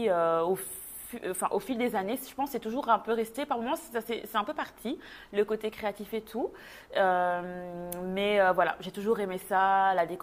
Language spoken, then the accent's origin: French; Belgium; moved away as an adult; now in Montreal, Canada; moi, je suis née, j'ai grandi en Belgique. Je suis d'origine congolaise. Et euh, il y a presque neuf ans maintenant, avec euh, mon mari, on a décidé de quitter la Belgique pour s'installer euh, à Montréal.